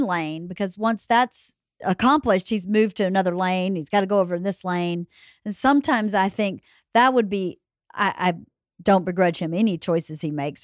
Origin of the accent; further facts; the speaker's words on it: Georgia, United States; moved away as an adult; also born or lived in New York; I grew up in Georgia and I grew up for a lot of it in rural Georgia on a f, uh, mostly on a farm